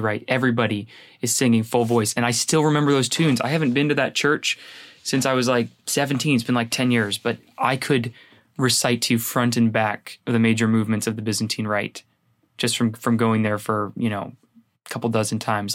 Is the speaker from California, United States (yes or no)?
yes; San Jose, California, United States; I grew up in San Jose